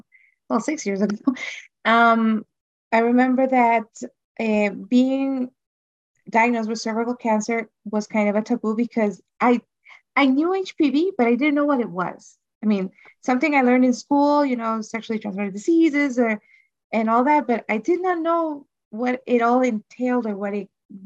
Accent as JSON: {"language": "English", "country": "Honduras", "said": "I'm from Honduras"}